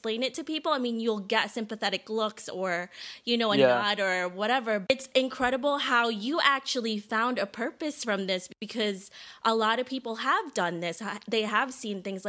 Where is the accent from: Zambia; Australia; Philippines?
Philippines; now in United States; I was born in the Philippines, a third world country